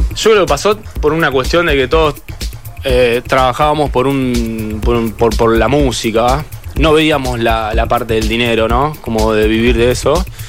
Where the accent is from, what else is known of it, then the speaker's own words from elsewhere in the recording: Carhué, Buenos Aires Province, Argentina; also born or lived in Rosario; Yo soy de Carué, de una localidad de provincia de Buenos Aires, que tiene 10.000 habitantes.